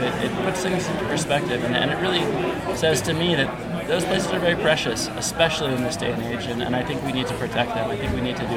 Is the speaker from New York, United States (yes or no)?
yes; New York City, New York, United States; I come from New York City